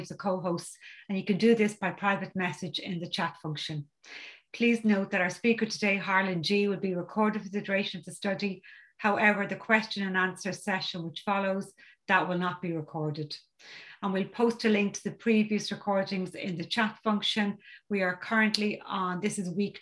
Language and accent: English; County Dublin, Ireland; I'm from County Dublin in Ireland